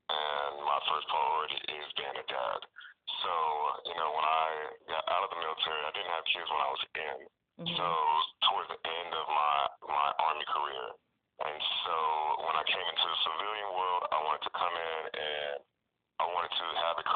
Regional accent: Atlanta, Georgia, United States; Okay, I am from Atlanta.

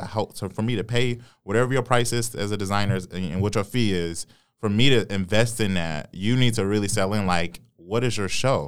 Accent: Detroit, Michigan, United States; I was born and raised on Seven Mile

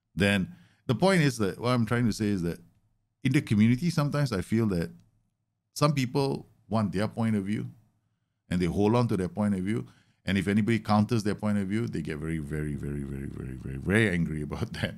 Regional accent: Singapore; Singaporean Indian.

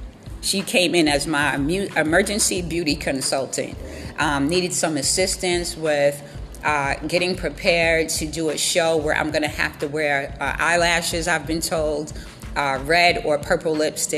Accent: New York City, New York, United States; born or raised there; moved away as an adult; also born or lived in Pennsylvania; now in Gambia

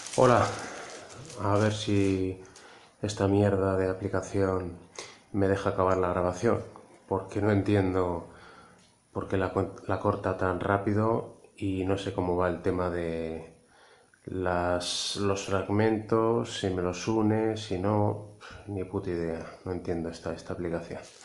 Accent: Madrid, Community of Madrid, Spain; also born or lived in Lleida / Barcelona; now in Castellón, Spain; yo soy madrileño, pero he vivido siete años en Cataluña

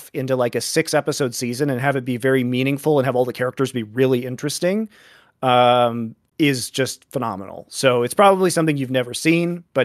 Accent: Colorado, United States; also born or lived in Europe / Korea; I'm from Colorado

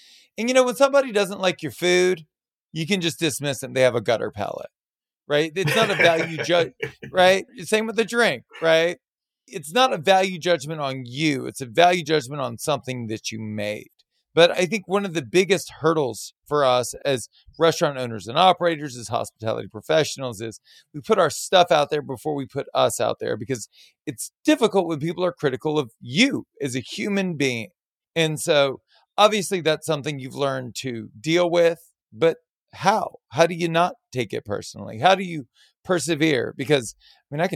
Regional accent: Baton Rouge, Louisiana, United States; I was born and raised in Baton Rouge.

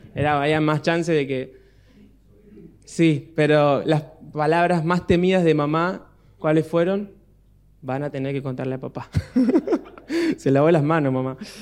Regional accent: Miramar, Buenos Aires Province, Argentina; cuando éramos chicos en casa en Miramar

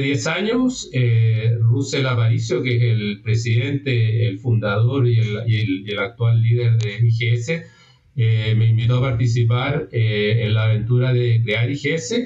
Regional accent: Chile; primero soy chileno, vivo en Chile

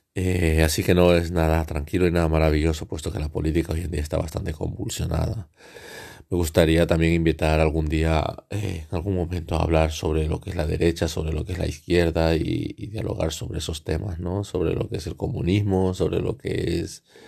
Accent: El Oro, Ecuador; la provincia del El Oro en Ecuador, mi país de origen.

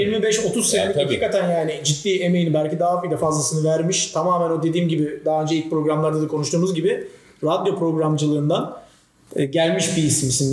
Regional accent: Trabzon, Turkey; bir Trabzonlu olarak

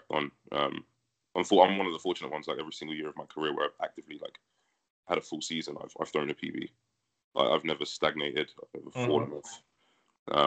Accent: London, United Kingdom; moved away as an adult; also born or lived in United States; where I grew up training in Northwest London is where I'm training currently

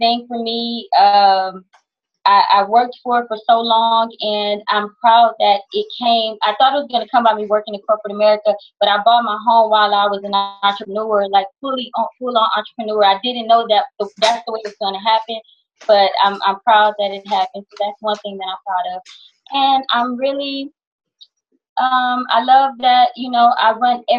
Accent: Houston, Texas, United States; moved away as an adult; also born or lived in California; I was born and raised in Houston, Texas. When I became a little bit of age in my early 20s, I moved to California

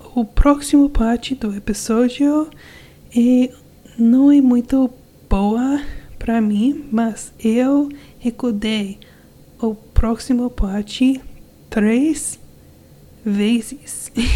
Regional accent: United States; Portuguese is a second language; Eu sou americana e eu sou casado com um brasileiro.

